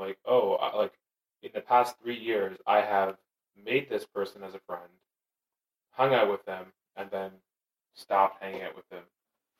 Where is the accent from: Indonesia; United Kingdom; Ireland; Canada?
Canada; Being Canadian